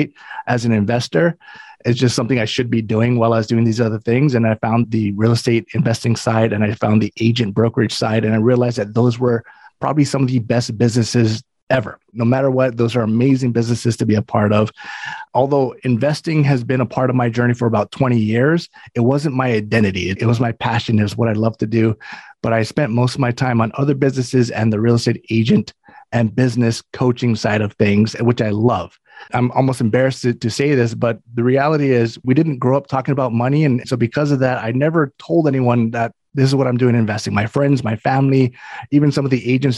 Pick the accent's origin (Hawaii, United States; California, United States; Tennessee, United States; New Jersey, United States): Hawaii, United States; moved away; I'm from Hawaii, originally born and raised in Hawaii, started my investing career out there.